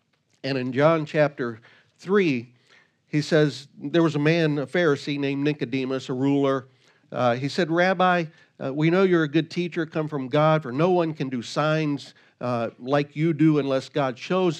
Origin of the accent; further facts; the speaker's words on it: Virginia, United States; When I was a kid, we grew up in Virginia, and we had an amusement park there called King's Dominion.